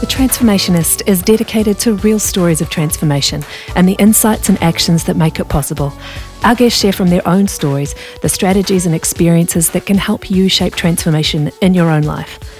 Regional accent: New Zealand; moved away; I come from New Zealand, where we don't have, uh, American football

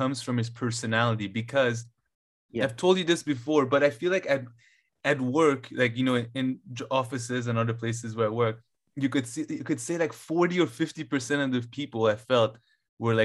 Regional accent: Iran; moved away; I was born in Iran

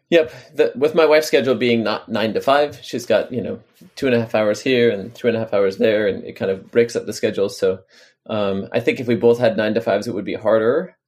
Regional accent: on the Canadian border, New York, United States; also born or lived in Washington, D.C.; now in Baltimore, United States; I grew up on the Canadian border in New York

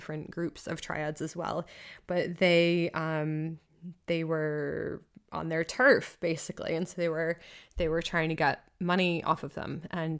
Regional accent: Massachusetts, United States; You know, I think of like Boston, where I'm from. I'm not from Boston. I'm from a town outside of Boston

